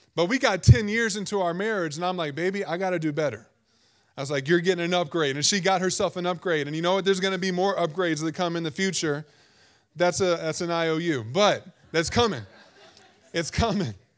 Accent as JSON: {"language": "English", "region": "Virginia", "country": "United States", "tie": "born or raised there", "said": "growing up in Virginia"}